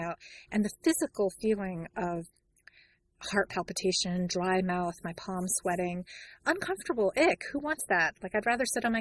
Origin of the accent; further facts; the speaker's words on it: New York City, New York, United States; I grew up in New York in the Bronx